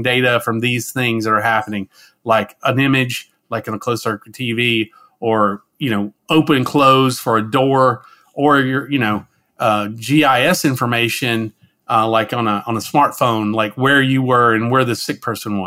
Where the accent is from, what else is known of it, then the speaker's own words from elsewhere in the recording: the South, United States; I'm originally from the southeastern United States, and I grew up in the South